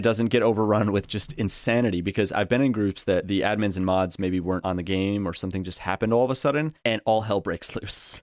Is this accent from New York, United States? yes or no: yes; New York, United States; I'm from New York